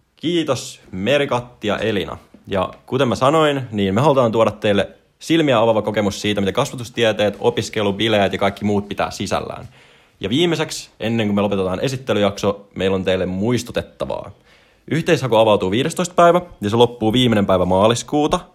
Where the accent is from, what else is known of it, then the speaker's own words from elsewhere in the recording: Espoo, Uusimaa, Finland; mä oon Espoosta kotoisin